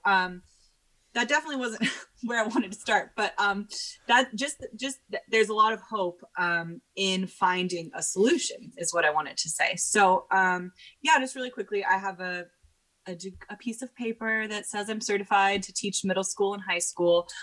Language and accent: English; Portland, Oregon, United States; I got back to Portland, Oregon, which is my hometown